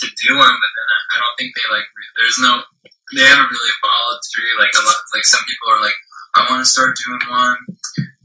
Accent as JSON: {"language": "English", "town": "San Jose", "region": "California", "country": "United States", "also_born_or_lived": "Taiwan (ancestry)", "moved": "as an adult", "lives_now": "Los Angeles, United States", "said": "I'm from San Jose. I'm from Northern California."}